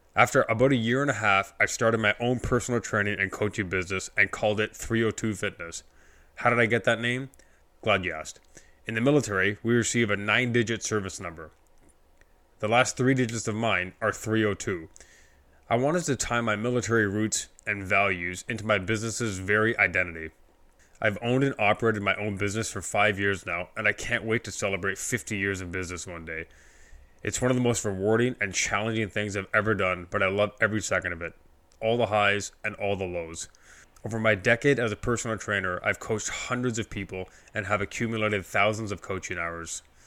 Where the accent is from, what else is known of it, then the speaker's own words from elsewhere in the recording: Scarborough, Ontario, Canada; I was born in Scarborough, Ontario, Canada